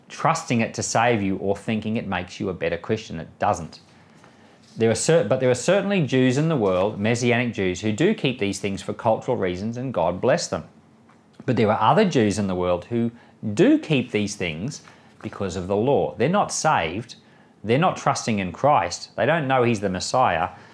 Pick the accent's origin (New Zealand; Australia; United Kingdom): Australia; I'm an Australian citizen, but my wife's an American citizen